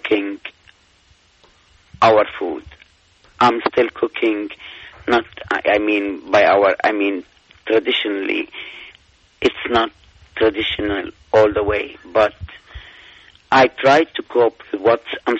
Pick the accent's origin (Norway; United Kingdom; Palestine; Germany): Palestine; now in United States; I'm from Palestine